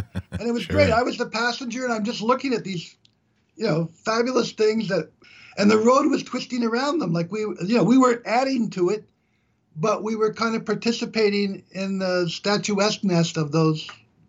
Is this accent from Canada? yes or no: yes; Canada; I'm from Canada.